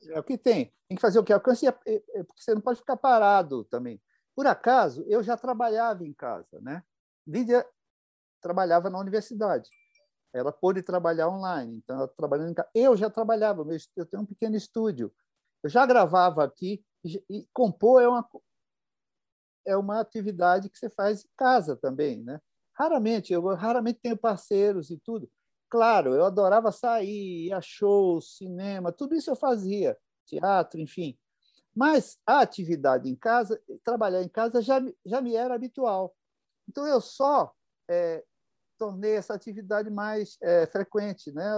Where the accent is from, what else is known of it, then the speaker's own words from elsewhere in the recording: São Paulo, Brazil; also born or lived in Rio de Janeiro; Eu nasci no Rio e fui ah, criado aqui em São Paulo.